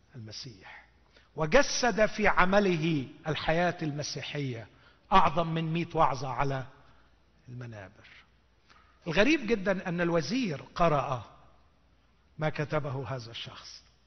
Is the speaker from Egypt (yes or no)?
yes; Egypt; عندنا في مصر